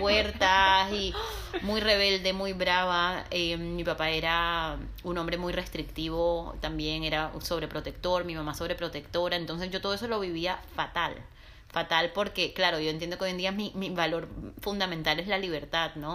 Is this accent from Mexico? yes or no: no; Barranquilla, Atlántico, Colombia; moved away as an adult; now in Barcelona, Spain; Yo aunque nací y crecí en Barranquilla, en la costa caribe colombiana, soy libanesa también.